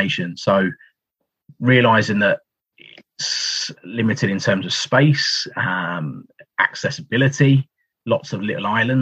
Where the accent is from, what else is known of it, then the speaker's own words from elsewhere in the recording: Essex, East of England, United Kingdom; I'm from Essex originally